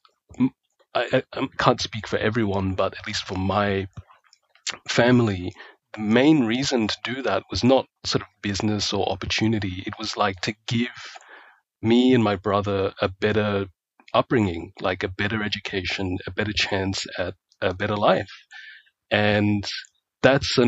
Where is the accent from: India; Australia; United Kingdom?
Australia; also born or lived in Malaysia; And I grew up in Australia